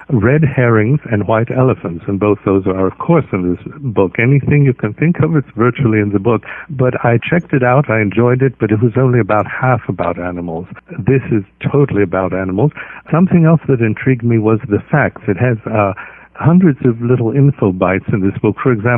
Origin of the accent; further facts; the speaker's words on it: Santa Barbara, California, United States; I wasn't born in this country, but I grew up in Santa Barbara, 90 miles from Los Angeles